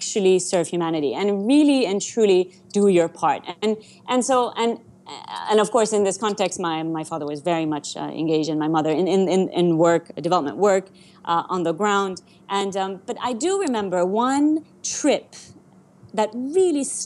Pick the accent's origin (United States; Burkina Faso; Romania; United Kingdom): Burkina Faso; Ouagadougou, Centre; first language Persian; English is a second language; I was born in Ouagadougou, my brother was born in Ouagadougou, we actually had a right to be Burkinabe.